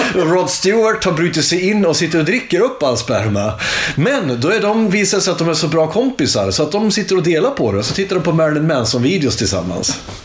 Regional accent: Iggesund, Gävleborg County, Sweden; jag är från Iggesund som ligger utanför Hudiksvall. Hudiksvall ligger i Hälsingland

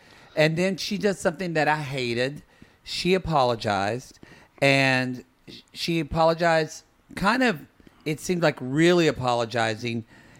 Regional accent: Oklahoma, United States; I grew up in Oklahoma bubble.

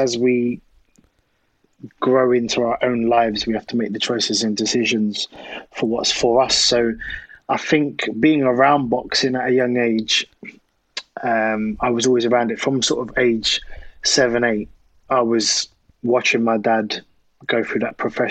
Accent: Croydon, London, United Kingdom; also born or lived in Thornton Heath / South East England; I'm from South London originally. So I was born in Croydon

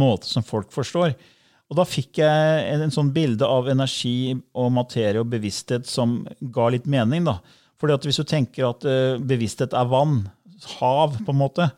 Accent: Fredrikstad, Østfold, Norway; jeg er fra Fredrikstad

